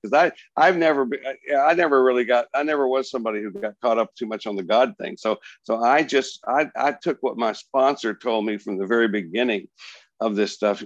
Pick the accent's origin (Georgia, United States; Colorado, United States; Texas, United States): Texas, United States; Plainview; I grew up in the little town of Plainview, Texas, between Amarillo and, and Lubbock